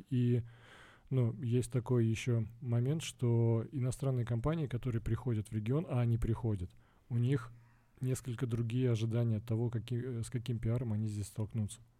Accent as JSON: {"language": "Russian", "country": "Russia", "moved": "yes", "said": "я бывший россиянин, я приехал из России, и э, приехав сюда, я понял, что ну, специалисты есть"}